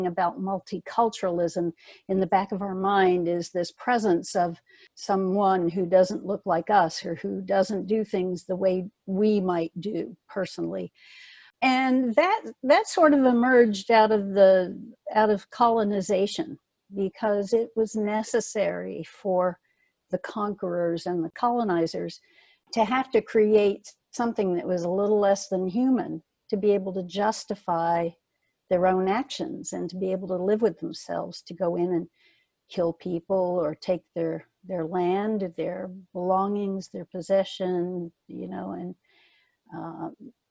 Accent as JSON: {"language": "English", "region": "the Jim Crow South", "country": "United States", "tie": "born or raised there", "said": "I grew up in the Jim Crow South"}